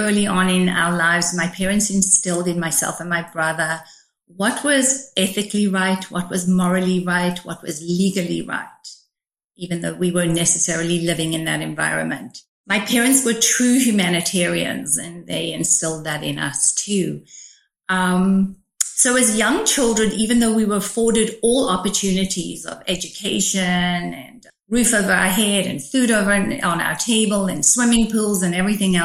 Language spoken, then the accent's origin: English; South Africa; growing up in South Africa was complicated